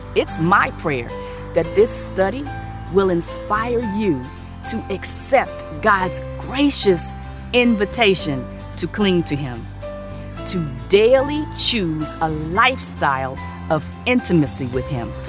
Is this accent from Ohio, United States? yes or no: no; Maryland, United States; I grew up in Maryland and I went to Catholic schools